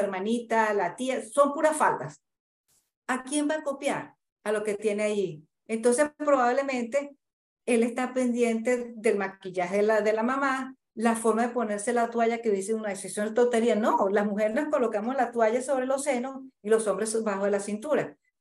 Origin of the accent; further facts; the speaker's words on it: Santa Cruz de la Sierra, Santa Cruz, Bolivia; Yo soy de aquí de Santa Cruz